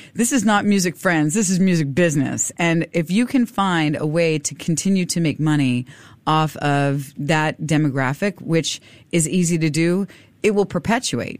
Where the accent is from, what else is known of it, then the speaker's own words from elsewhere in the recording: Miami, Florida, United States; also born or lived in South Korea / Europe; now in Singapore; I'm from Miami